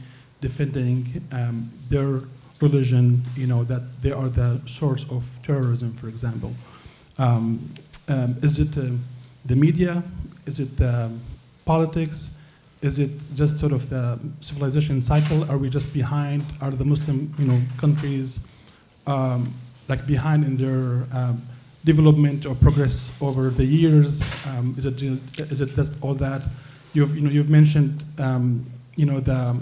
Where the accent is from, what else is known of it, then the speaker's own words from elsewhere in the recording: Syria; now in Boston, United States; I'm from Syria originally